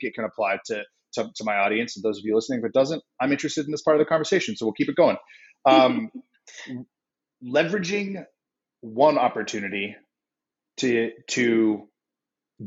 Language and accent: English; San Diego, California, United States; We grew up in San Diego